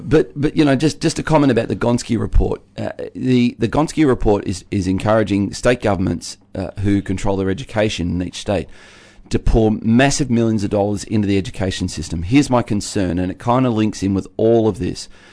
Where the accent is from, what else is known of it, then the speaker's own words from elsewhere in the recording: Tasmania, Australia; being a Tasmanian